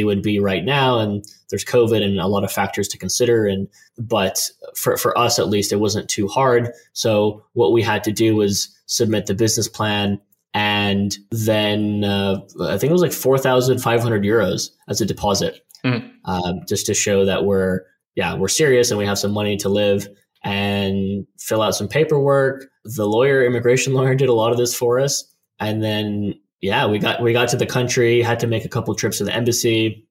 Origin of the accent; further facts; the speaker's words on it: United States; moved away as an adult; also born or lived in Tokyo, Japan; now in Netherlands; I'm American